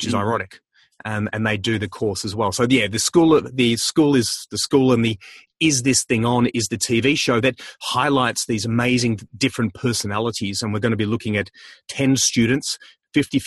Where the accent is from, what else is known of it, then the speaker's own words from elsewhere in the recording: Melbourne, Victoria, Australia; I'm from Melbourne